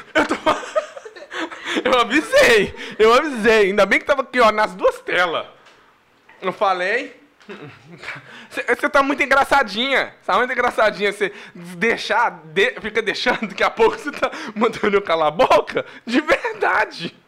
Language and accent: Portuguese; Minas Gerais, Brazil; Eu sou mineiro